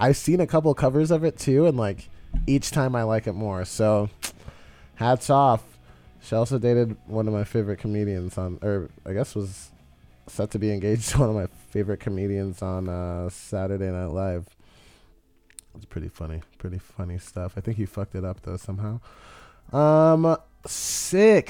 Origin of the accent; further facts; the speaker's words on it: Texas, United States; moved away; also born or lived in Austin, Texas; I'm from Texas